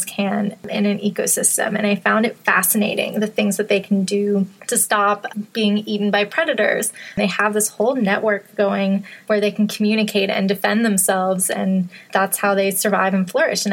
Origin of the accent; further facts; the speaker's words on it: Western Massachusetts, United States; moved away as an adult; also born or lived in upstate New York; I grew up in Western Massachusetts and had a big backyard that opened up into a forest.